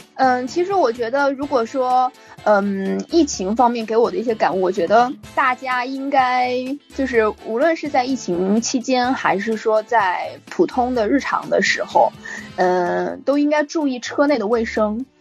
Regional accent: Northeast China, China; 北方非常冷，因为我是东北人嘛，然后嗯。冬天的时候呢，基本上要在零下二三十度左右这样的一个温度

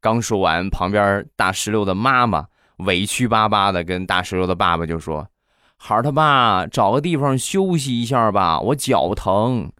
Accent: Rizhao, Shandong, China; 日照绿茶啊，这个是我们家乡的一个特产

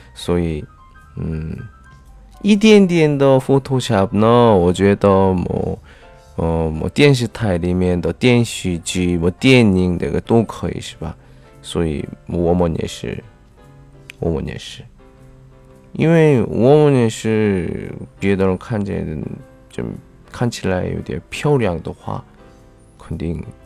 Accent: South Korea; Chinese is a second language; 我是来自韩国的外教

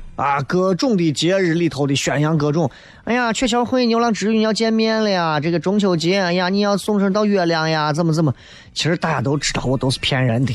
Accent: Xi'an, Shaanxi, China; 我来自西安的

